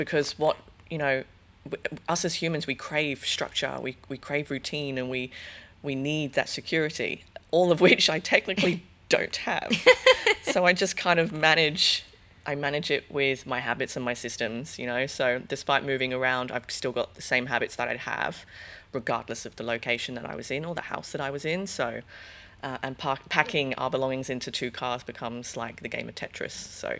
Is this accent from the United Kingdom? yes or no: yes; England, United Kingdom; accent: hybrid; now in Australia; Yeah, so I'm actually English, believe it or not, listening to me. The hybrid accent, yeah, I am English.